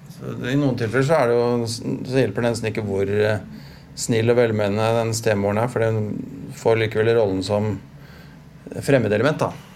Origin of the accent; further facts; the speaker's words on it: Stabekk, Akershus, Norway; når vi vokste opp på Stabik